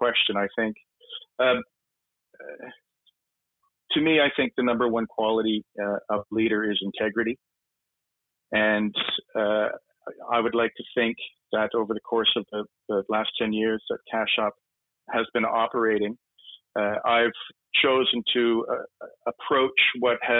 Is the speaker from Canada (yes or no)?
yes; Canada; now in United Kingdom; Me being Canadian